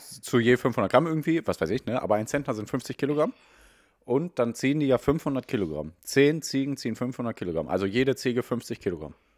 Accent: Ruhr area, North Rhine-Westphalia, Germany; Wir kommen eigentlich aus dem Ruhrgebiet

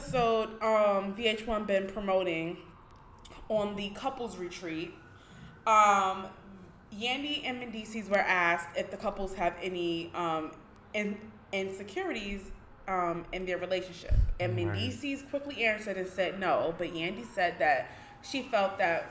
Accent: New York City, New York, United States; I'm from Harlem

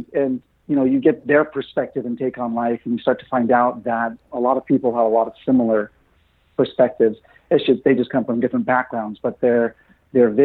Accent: Santa Rosa, California, United States; I was born and raised in Santa Rosa, California.

